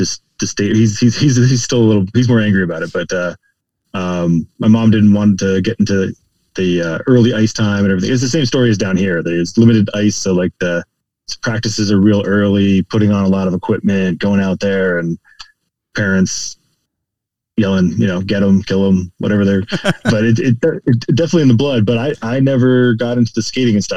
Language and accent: English; Ontario, Canada; also born or lived in Montreal, Quebec; now in United States; I grew up in Montreal, and before I went to school, my parents decided that we needed to move to Ontario